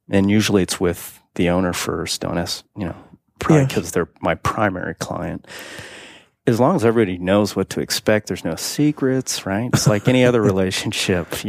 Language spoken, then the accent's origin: English; Ohio, United States; now in Silicon Valley, United States; my hometown in Ohio